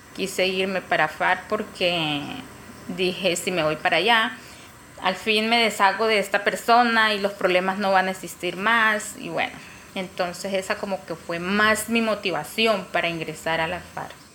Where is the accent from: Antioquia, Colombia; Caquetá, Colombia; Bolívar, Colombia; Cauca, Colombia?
Caquetá, Colombia; Nací en Pajuel, Caquetá, una vereda cerca.